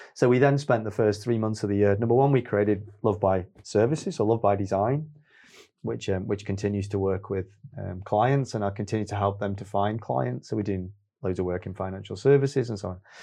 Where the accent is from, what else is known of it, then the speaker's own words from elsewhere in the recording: Stoke-on-Trent, West Midlands, United Kingdom; also born or lived in Manchester; growing up in Stoke